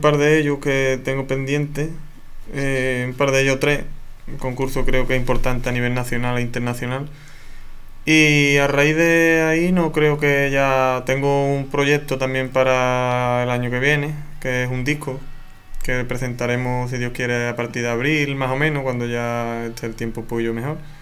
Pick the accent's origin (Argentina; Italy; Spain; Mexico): Spain; Torrecera, Andalusia; Yo soy de Torrecera